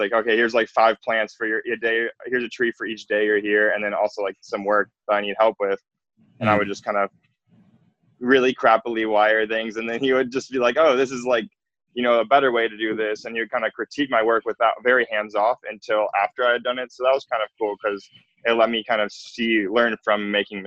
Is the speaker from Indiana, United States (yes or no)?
no; Glenview, Illinois, United States; moved away as an adult; also born or lived in Arizona / Oregon; I grew up in Illinois near the Chicago collection, in Glenview, Illinois, is where I lived